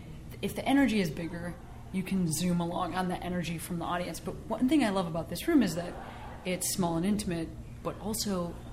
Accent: Chicago, Illinois, United States; Chicago, which is where I'm from

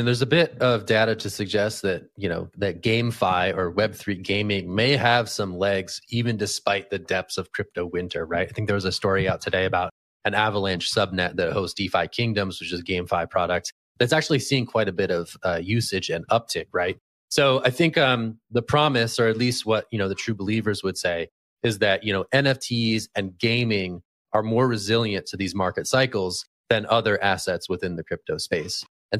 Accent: California, United States; born there; So as a Californian by birth, I'm all in.

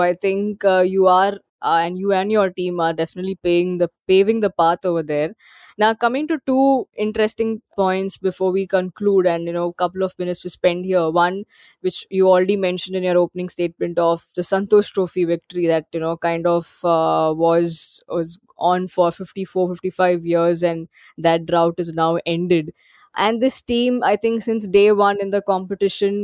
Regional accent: Mumbai, Maharashtra, India; I'm from Bombay

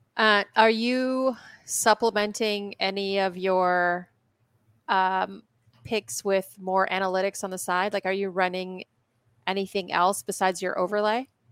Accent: Poland; moved away; I was born in Poland

